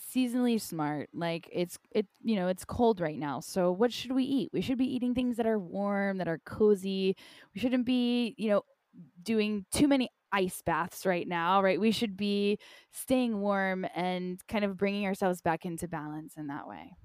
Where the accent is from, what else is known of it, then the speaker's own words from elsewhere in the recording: North Carolina, United States; moved away; also born or lived in Costa Rica; Growing up in North Carolina, in a nutshell, I had a really hard time growing up.